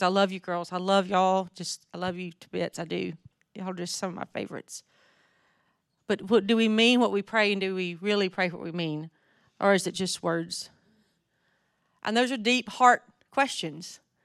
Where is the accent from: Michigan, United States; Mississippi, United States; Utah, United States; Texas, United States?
Mississippi, United States; North; accent: southern; now in Jackson, United States; I grew up in North Mississippi